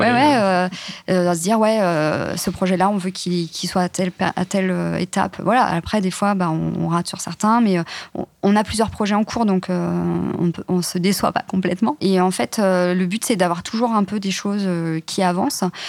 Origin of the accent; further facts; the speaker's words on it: countryside near Nantes, Pays de la Loire, France; now in Paris, France; la campagne à côté de Nantes, enfin, vraiment, vraiment la campagne